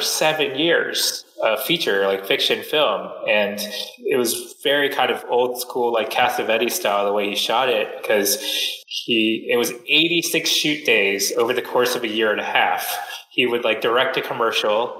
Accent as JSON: {"language": "English", "town": "Silver Spring", "region": "Maryland", "country": "United States", "tie": "born or raised there", "also_born_or_lived": "Vietnam", "moved": "as an adult", "said": "I was born and raised right outside Washington, D.C. in this town called Silver Spring, Maryland"}